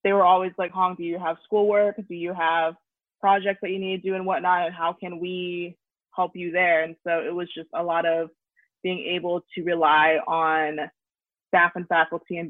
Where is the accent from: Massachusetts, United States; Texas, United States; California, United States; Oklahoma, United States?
Oklahoma, United States; moved away as an adult; now in Missouri, United States; I'm out of state, I'm from Oklahoma